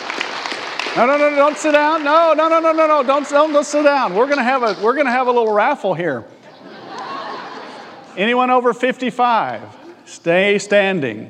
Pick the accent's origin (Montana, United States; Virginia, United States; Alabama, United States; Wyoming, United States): Alabama, United States; also born or lived in Texas; now in Mission Valley, United States; I'm from Alabama